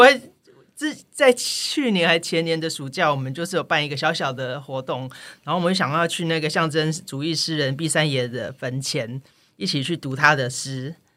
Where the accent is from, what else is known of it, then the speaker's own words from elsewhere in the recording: Taipei, Taiwan; moved away as an adult; also born or lived in southern Taiwan; now in Macau; 我自己是在南台湾出生，然后在台北长大